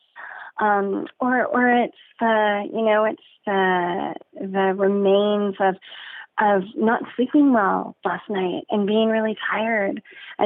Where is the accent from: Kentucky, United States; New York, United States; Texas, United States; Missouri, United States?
Texas, United States; San Antonio; I'm from San Antonio, half my family's Catholic